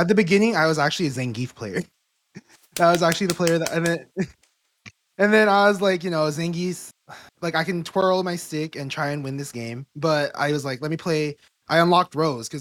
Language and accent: English; Pomona, California, United States; growing up in SoCal